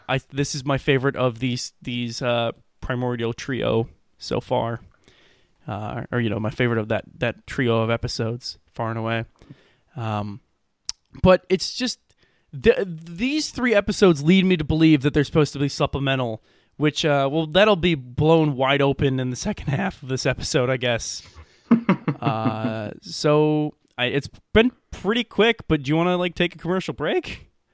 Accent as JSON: {"language": "English", "area": "Middle America", "region": "Midwest", "country": "United States", "accent": "middle American", "said": "I'm distinctly middle American in my pr-, pronunciation of it"}